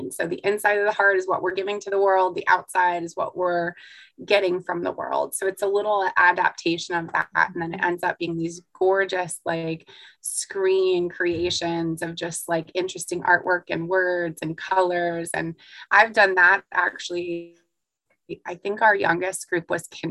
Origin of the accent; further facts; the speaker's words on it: the South, United States; I'm from the South